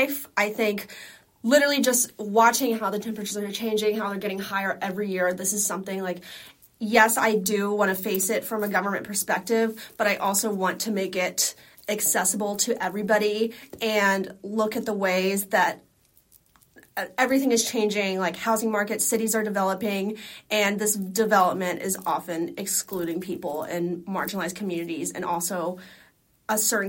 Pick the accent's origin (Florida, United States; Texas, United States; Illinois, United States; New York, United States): Texas, United States; Dallas; also born or lived in Boston; I'm from Dallas, Texas, but I mean, I was born in Boston